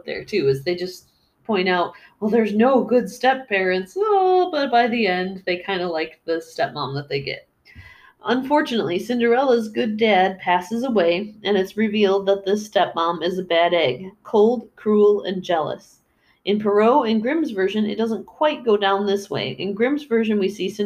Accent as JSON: {"language": "English", "country": "United States", "said": "as an American"}